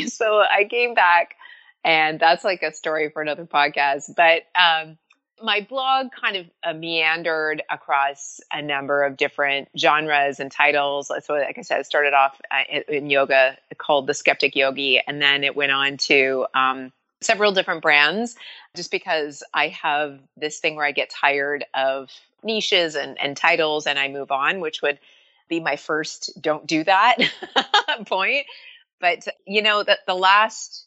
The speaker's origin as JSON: {"language": "English", "country": "Canada", "tie": "born or raised there", "moved": "as an adult", "lives_now": "United States", "said": "I was born in Canada to Irish immigrant parents"}